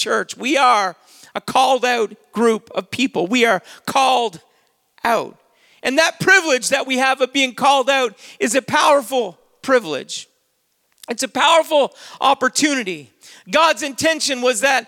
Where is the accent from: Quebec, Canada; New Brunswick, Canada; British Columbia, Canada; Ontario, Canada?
New Brunswick, Canada; Saint John; I'd say I'm a Canadian. I was born in Canada. I was born in St. John, New Brunswick, October the 11th, 1971